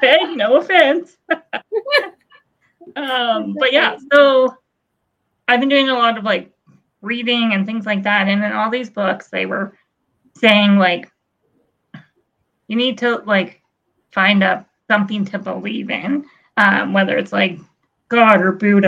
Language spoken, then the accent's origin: English; Blackie, Alberta, Canada; where I grew up in Blackie. There's only like 300 people there.